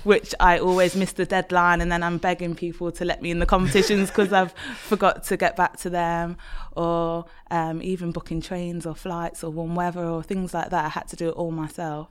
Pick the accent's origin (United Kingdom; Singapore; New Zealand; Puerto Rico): United Kingdom; Leicester, East Midlands; moved away as an adult; also born or lived in Birmingham; I'm from Leicester